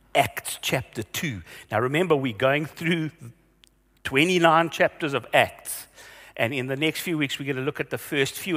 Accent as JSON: {"language": "English", "town": "Vereeniging", "region": "Gauteng", "country": "South Africa", "tie": "born or raised there", "said": "when I was growing up in Vereniging. Yeah, I grew up there"}